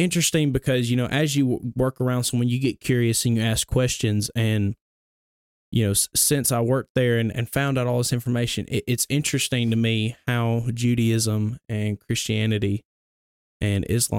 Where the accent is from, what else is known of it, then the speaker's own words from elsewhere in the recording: Gadsden, Alabama, United States; But yeah, I grew up in Bellevue Baptist Church. It's in Gadsden, so yep. Knuckle of the Mountain. That's where I grew up at, born and raised there.